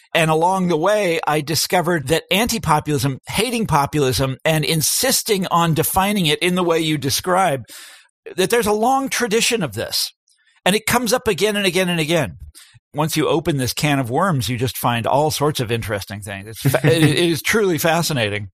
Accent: Kansas, United States; my home state of Kansas

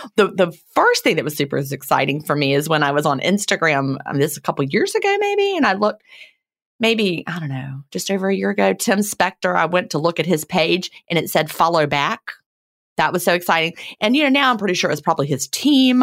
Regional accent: Virginia, United States; moved away; I grew up in Virginia

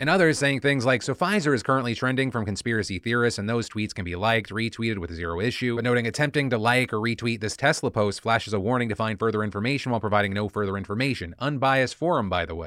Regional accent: United States; as an American

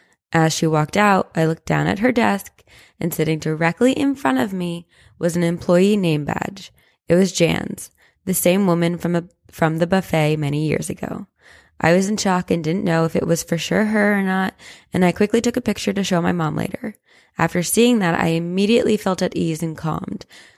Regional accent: Las Vegas, Nevada, United States; I was born and raised in Las Vegas

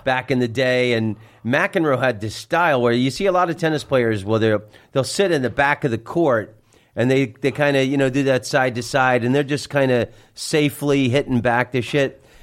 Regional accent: Orlando, Florida, United States; moved away as an adult; also born or lived in San Francisco; I'm from Orlando, Florida

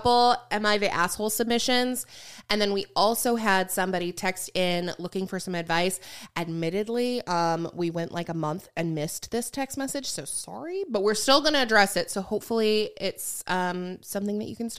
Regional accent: Canada; which we are from Canada already, so the plane ticket was $700

